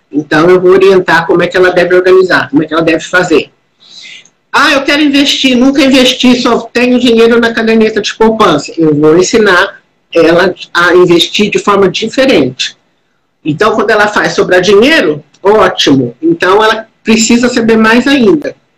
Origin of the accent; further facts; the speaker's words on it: Minas Gerais, Brazil; Eu, eu venho de Minas Gerais